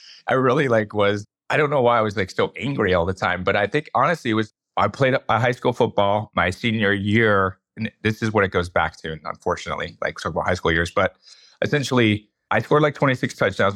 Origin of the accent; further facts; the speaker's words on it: Bay Area, California, United States; moved away as an adult; now in Reno, United States; I'm from the Bay Area. When I grew up there